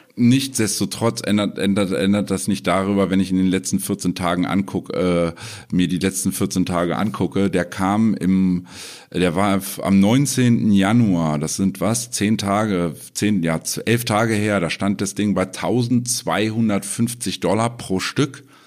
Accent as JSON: {"language": "German", "country": "Germany", "said": "bei uns in Deutschland"}